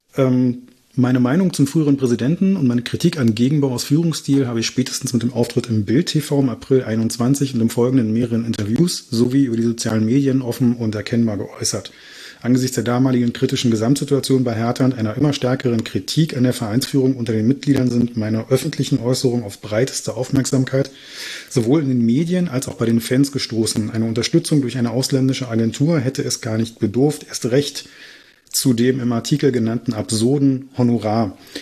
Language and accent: German; Berlin, Germany; moved away; ich komme ursprünglich aus Reinickendorf